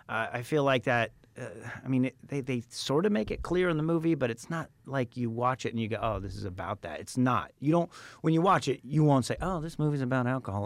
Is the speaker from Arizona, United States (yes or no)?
yes; Phoenix, Arizona, United States; moved away; also born or lived in Tempe, Arizona; I grew up in Phoenix.